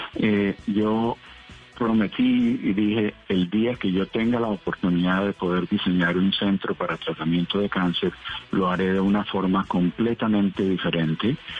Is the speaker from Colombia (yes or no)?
yes; Colombia; now in United States